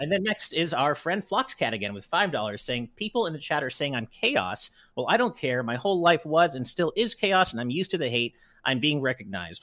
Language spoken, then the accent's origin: English; California, United States; I'm a Californian